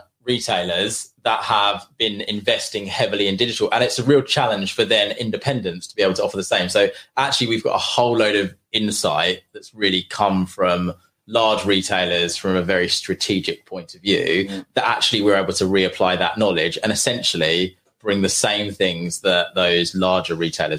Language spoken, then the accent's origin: English; St Ives, East of England, United Kingdom; also born or lived in London; I grew up in St. Ives. So I went to school at St. Ivo